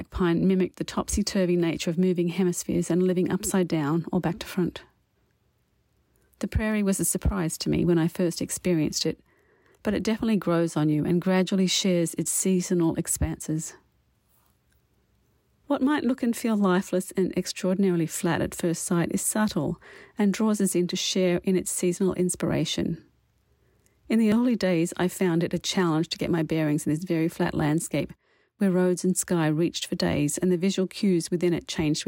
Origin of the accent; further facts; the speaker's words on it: Wollongong, New South Wales, Australia; first language English; moved away as an adult; also born or lived in Paris / Canadian prairies; now in Canada; I grew up in the Wollongong region in Australia, which includes the shores of Lake Illawarra